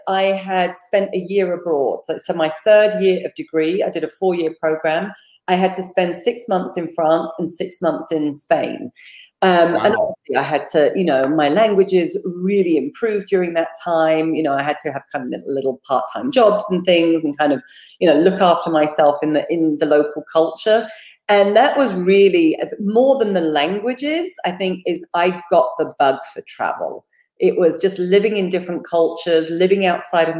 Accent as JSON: {"language": "English", "area": "Kent", "region": "South East England", "country": "United Kingdom", "tie": "born or raised there", "also_born_or_lived": "Switzerland / Texas", "moved": "as an adult", "said": "I was born in Kent, UK"}